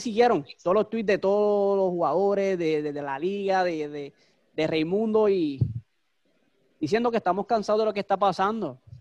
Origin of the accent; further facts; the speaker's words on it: Puerto Rico; como fanático boricua